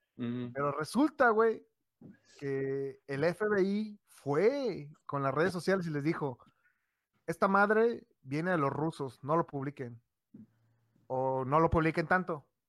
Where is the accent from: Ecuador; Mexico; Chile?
Mexico; nosotros somos de Xland